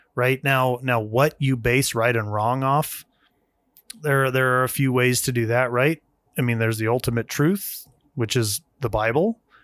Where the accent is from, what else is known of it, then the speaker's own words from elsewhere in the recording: United States; as an American